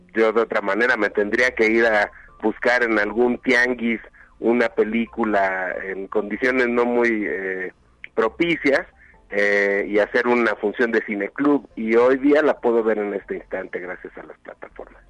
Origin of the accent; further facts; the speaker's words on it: Mexico; reconocernos como mexicanas y mexicanos